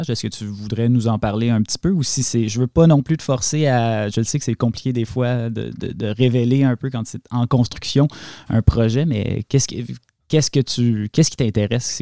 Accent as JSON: {"language": "French", "town": "Hafnarfjordur", "region": "Capital Region", "country": "Iceland", "said": "Moi, je viens ici, je suis de Hafnarfjord en Islande pour faire la course et là, j'attends Eria."}